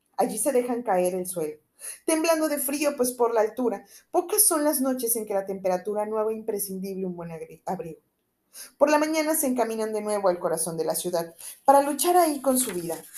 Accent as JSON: {"language": "Spanish", "country": "Mexico", "said": "uno como mexicano"}